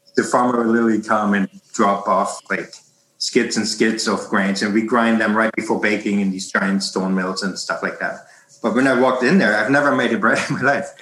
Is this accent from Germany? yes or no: yes; Hamburg, Germany; moved away as an adult; now in Canada; I'm born in in Germany, uh, in in North Germany, in Hamburg, and uh, lived there for the first thirty years of my of my life